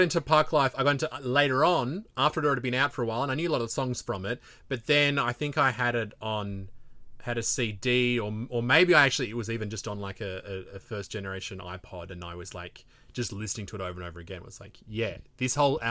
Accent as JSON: {"language": "English", "town": "Melbourne", "region": "Victoria", "country": "Australia", "said": "still in Victoria, dude. I'm from Melbourne."}